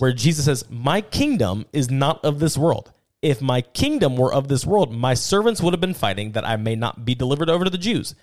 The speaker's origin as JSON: {"language": "English", "country": "United States", "said": "as an American"}